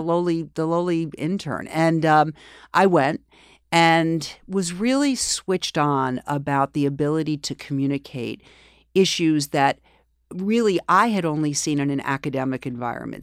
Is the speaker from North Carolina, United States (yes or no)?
no; New York City, New York, United States; also born or lived in Springfield; I grew up here in New York